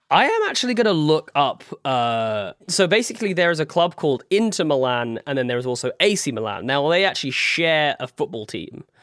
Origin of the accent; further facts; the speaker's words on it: United Kingdom; in the U K, we